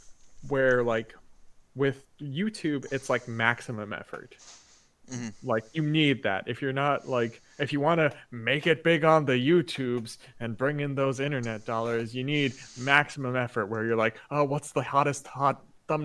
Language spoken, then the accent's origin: English; Jamaica; I grew up in Jamaica